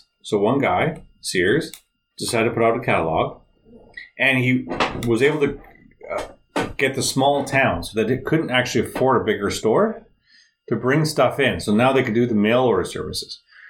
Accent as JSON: {"language": "English", "country": "Canada"}